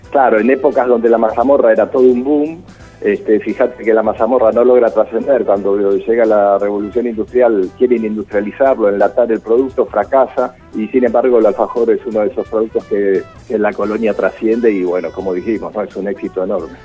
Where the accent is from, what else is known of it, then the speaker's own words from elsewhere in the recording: Quilmes, Buenos Aires Province, Argentina; Yo nací en Quilmes, así que mm, me crié con ese producto